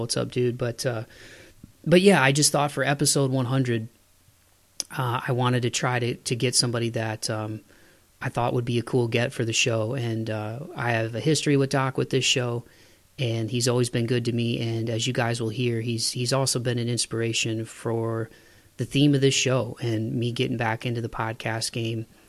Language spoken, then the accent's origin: English; Toledo, Ohio, United States; moved away; back home in my hometown of Toledo.